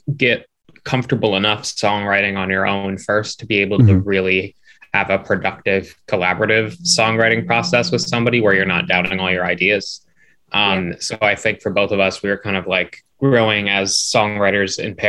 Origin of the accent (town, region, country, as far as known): Philadelphia, Pennsylvania, United States; born or raised there